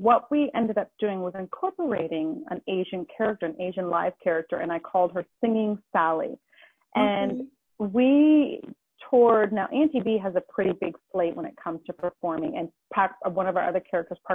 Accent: Halifax, Nova Scotia, Canada; moved away; I'm from Halifax, Nova Scotia originally

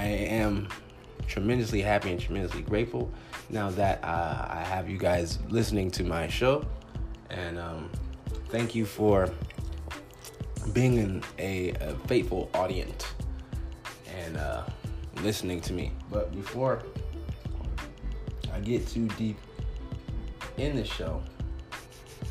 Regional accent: Compton, California, United States; now in Phoenix, United States; I'm originally from the Compton, California area

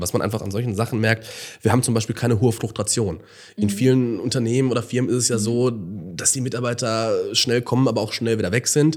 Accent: Gelsenkirchen, North Rhine-Westphalia, Germany; wenn man wirklich aufgewachsen ist in Gelsenkirchen und das vielleicht auch zu einer anderen Zeit noch mhm. kennengelernt hat, als kleiner Junge

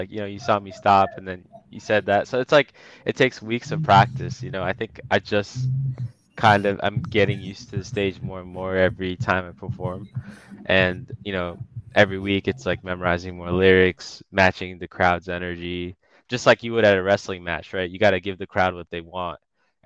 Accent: Washington, D.C. / Northern Virginia, United States; born or raised there; also born or lived in Bangladesh

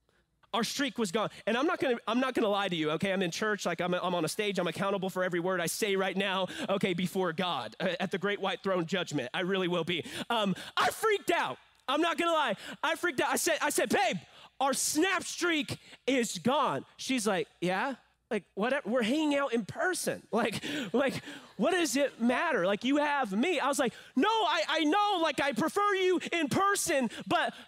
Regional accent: San Angelo, Texas, United States; I am from San Angelo. I was born at Shannon Medical Hospital downtown, that red building

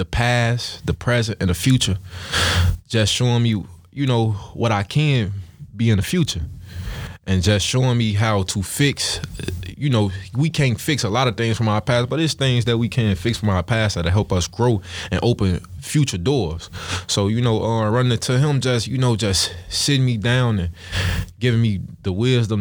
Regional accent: Chicago, Illinois, United States; also born or lived in Stateway Gardens, Chicago; I was raised in the Ickies

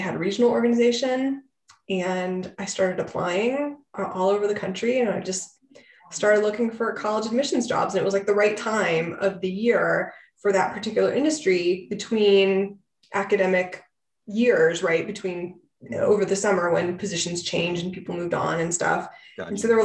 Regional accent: Dayton, Ohio, United States; I'm originally from Ohio. I'm born and raised in Dayton, Ohio, the birthplace of aviation.

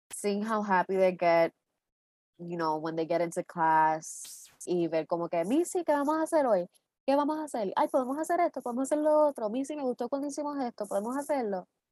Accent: Puerto Rico; somos puertorriqueños

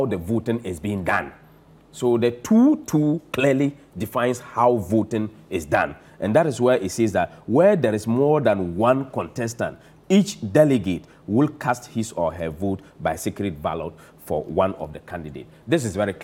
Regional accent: Zabzugu, Northern Region, Ghana; I come from Zabzugu

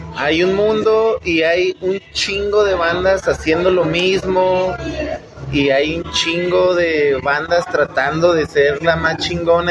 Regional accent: Fresnillo, Zacatecas, Mexico; moved away as an adult; now in Mexico City, Mexico; soy de orgullosamente de Fresnillo, Zacatecas

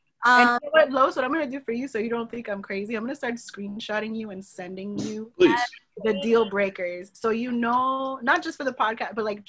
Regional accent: Haiti; Oh, my family cannot watch this. I am from Haiti.

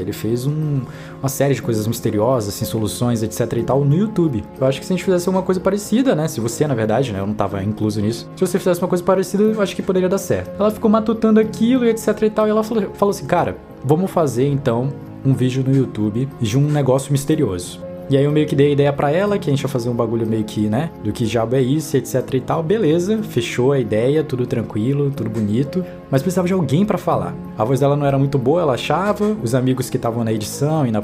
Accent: Manaus, Amazonas, Brazil; also born or lived in Brasília; eu sou de Manaus, eu nasci em Manaus, morei um bom tempo da minha vida em Brasília, depois eu voltei para Manaus

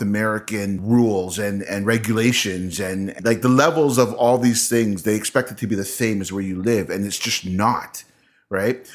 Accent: Canada; I'm also Canadian

